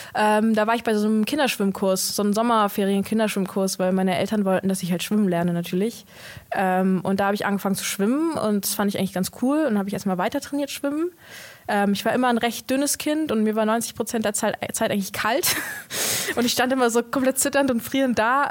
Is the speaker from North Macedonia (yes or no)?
yes; North Macedonia; now in Germany; ich komme aus Mazedonien